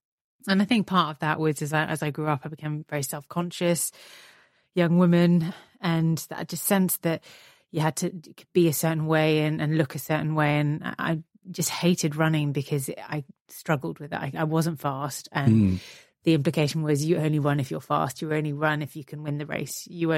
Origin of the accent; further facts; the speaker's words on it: Belgium; So my father's Italian, my mum's Scottish, but we grew up in Belgium.